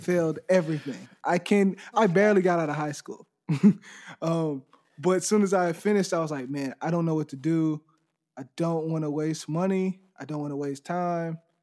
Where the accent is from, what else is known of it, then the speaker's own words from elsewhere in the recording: Dayton, Texas, United States; I'm from Dayton, Texas. It's a little small place right outside of Houston, about forty-five minutes